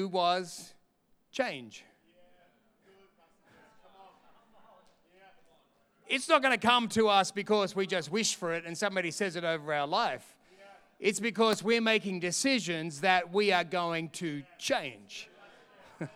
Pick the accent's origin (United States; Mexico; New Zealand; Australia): Australia; Sydney, New South Wales; also born or lived in London, England; now in Perth, Australia; my country, Australia. I'm from Sydney